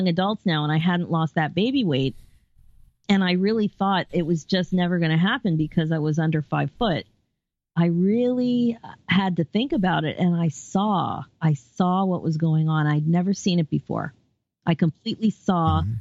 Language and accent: English; Philadelphia, Pennsylvania, United States; now in Toronto, Canada; I'm originally from the Philadelphia area